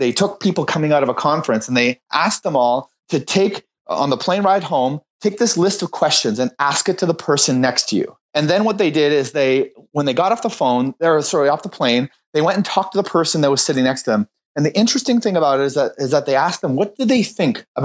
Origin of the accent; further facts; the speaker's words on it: Moncton, New Brunswick, Canada; moved away as an adult; also born or lived in Ottawa; I was living in Ottawa at the time, but I'm from Moncton. I grew up here